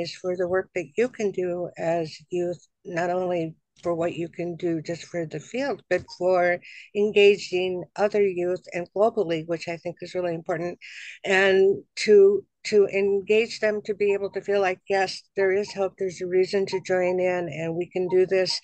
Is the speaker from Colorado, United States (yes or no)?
yes; Boulder, Colorado, United States; moved away; I was growing up in Boulder, Colorado, which is kind of like a la la land of the world